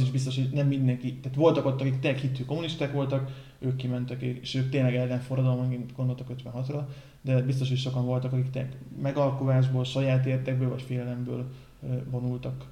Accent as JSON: {"language": "Hungarian", "town": "Pécs", "region": "Baranya", "country": "Hungary", "said": "pont itt pécsiek vagyunk"}